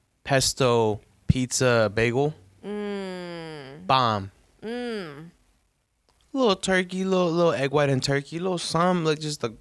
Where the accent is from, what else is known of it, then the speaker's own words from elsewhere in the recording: New York, United States; I'm from New York, son.